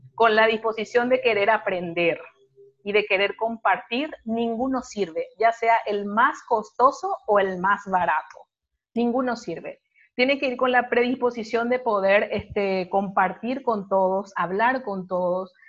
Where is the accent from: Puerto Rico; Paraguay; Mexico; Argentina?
Paraguay; yo soy paraguaya